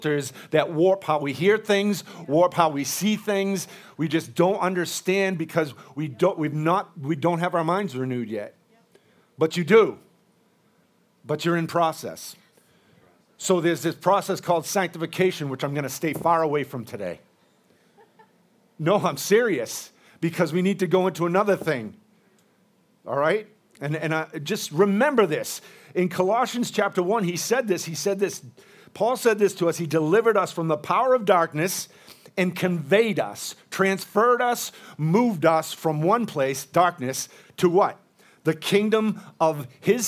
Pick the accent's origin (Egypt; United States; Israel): United States; I'm an American. But I'm mostly Irish, Scottish, and all those other islands over there